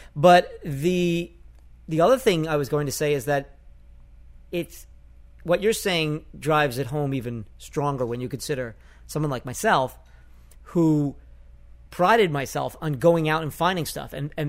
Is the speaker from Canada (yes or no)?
no; New York, United States; accent: Bronx; growing up in New York? I had just gotten rid of my Bronx accent.